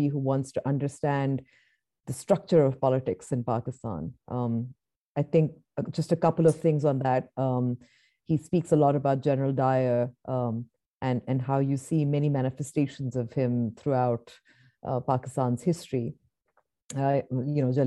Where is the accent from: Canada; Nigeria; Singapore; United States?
Nigeria; moved away; I grew up, a part of my childhood was, I grew up in Nigeria